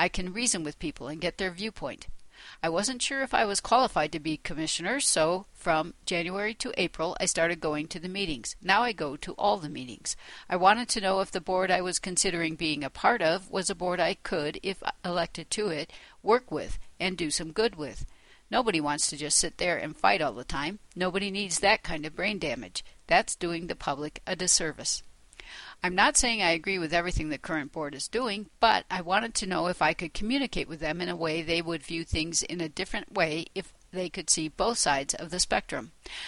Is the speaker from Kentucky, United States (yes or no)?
no; Lamar, Colorado, United States; I was born and raised in Lamar, Colorado, to a multi-generational family there.